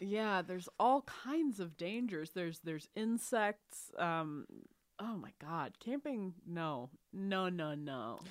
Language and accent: English; Texas, United States; I grew up in Texas